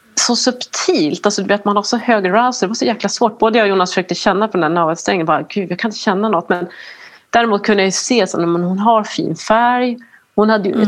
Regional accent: Norrland, Sweden; norrländsk och svensk

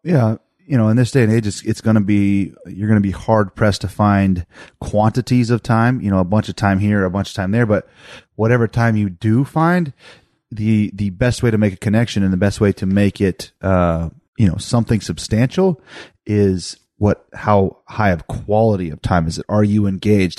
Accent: Hardin, United States; moved away; I grew up in Hardin

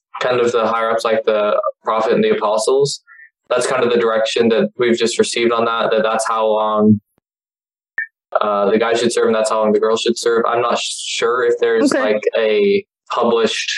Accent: Elk Ridge, Utah, United States; moved away as an adult; now in North Georgia, United States; I'm from Elk Ridge, Utah

